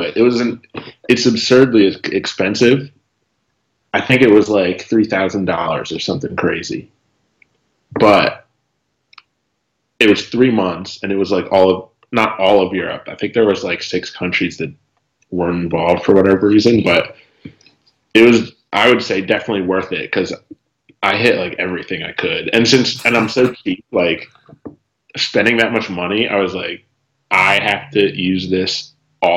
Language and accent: English; Philadelphia, Pennsylvania, United States; also born or lived in Turkey; I grew up outside of Philadelphia